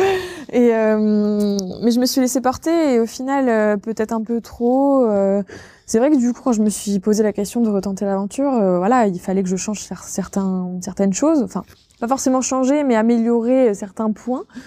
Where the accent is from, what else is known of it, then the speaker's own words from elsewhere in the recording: Villedieu-les-Poêles, Normandy, France; moved away as an adult; now in Caen, France; Moi, je suis originaire de Vidieu-les-Poils à la base